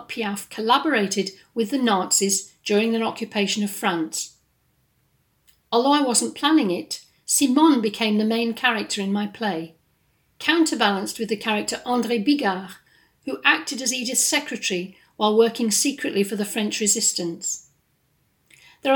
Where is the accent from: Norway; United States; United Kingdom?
United Kingdom; England; moved away as an adult; also born or lived in west of Scotland; now in Scotland, United Kingdom; I'm based in the west of Scotland, and although I'm from England originally, I've been here more than half my life.